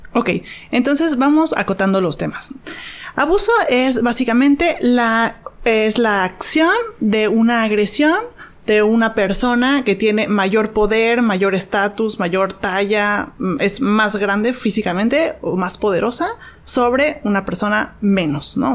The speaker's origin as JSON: {"language": "Spanish", "region": "Mexico City", "country": "Mexico", "tie": "born or raised there", "moved": "as an adult", "lives_now": "Los Cabos, Mexico", "said": "Yo soy originaria de Ciudad de México"}